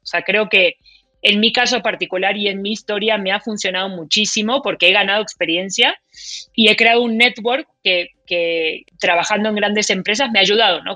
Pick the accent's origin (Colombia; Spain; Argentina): Argentina; now in Mexico; yo soy argentina, mi esposo es mexicano